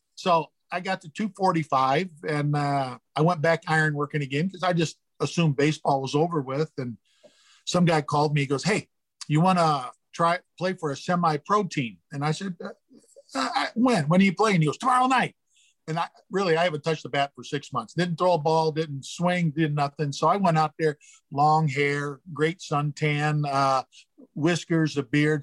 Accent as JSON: {"language": "English", "town": "Gary", "region": "Indiana", "country": "United States", "tie": "born or raised there", "said": "growing up in Gary, Indiana, I watched the, the Cubs and the Sox"}